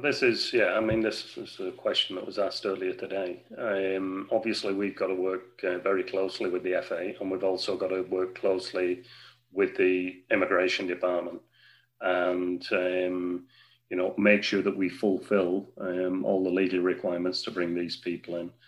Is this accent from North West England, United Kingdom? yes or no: yes; Wigan, North West England, United Kingdom; I'm a Wiganer. Okay, I've worked hard over the last few years to get uh, the company that I work with, I'm a director with, to get them interested into investments into my hometown